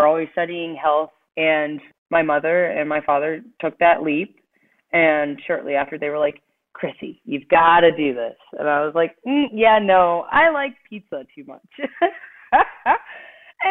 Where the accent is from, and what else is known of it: Cheshire, Connecticut, United States; born or raised there; also born or lived in Jamaica (ancestry)